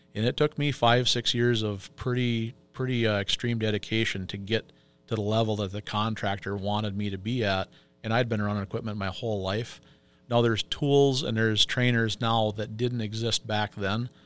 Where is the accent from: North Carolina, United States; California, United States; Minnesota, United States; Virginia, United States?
Minnesota, United States; Pine City; moved away as an adult; now in Two Harbors, United States; I am originally from Pine City. Um, I was born and raised down there.